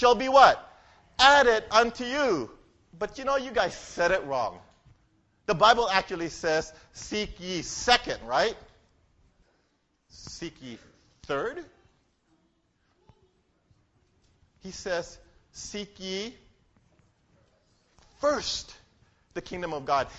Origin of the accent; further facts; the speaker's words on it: Philippines; I'm a Filipino